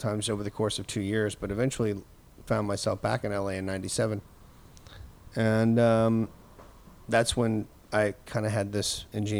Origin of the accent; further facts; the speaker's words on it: Texas, United States; moved away as an adult; also born or lived in Mississippi; now in Los Angeles, United States; I moved here in 1990 from Texas, where I was raised